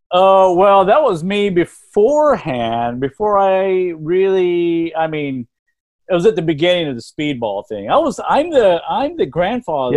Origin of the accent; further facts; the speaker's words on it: Lubbock, Texas, United States; I grew up in Lubbock, Texas